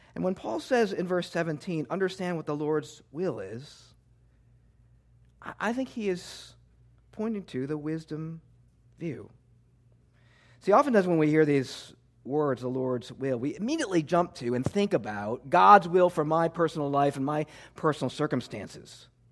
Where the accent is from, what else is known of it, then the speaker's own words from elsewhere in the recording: Midwest, United States; moved away as an adult; now in New Jersey, United States; I was born and raised in the Midwest